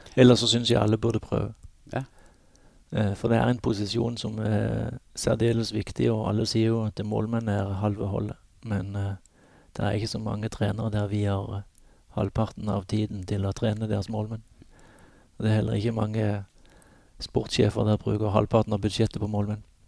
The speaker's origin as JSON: {"language": "Norwegian", "country": "Norway"}